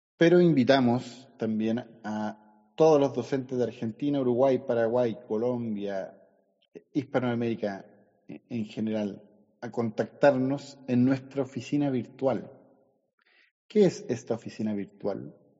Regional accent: San Fernando, O'Higgins, Chile; also born or lived in Valparaíso; now in Las Cruces, Chile; yo soy de San Fernando

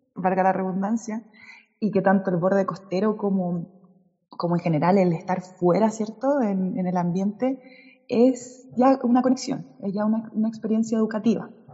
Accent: Las Cruces, Valparaíso, Chile; also born or lived in Concepción; nací en Concepción, me fui a las cruces de muy pequeña junto a mi familia

